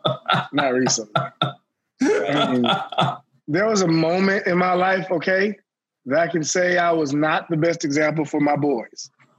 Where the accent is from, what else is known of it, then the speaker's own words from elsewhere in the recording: Texas, United States; I'm from Texas.